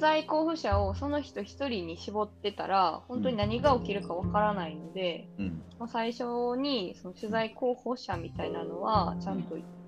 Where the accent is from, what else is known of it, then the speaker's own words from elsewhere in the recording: Kansai, Japan; accent: Kansai-ben; 私関西弁やったんで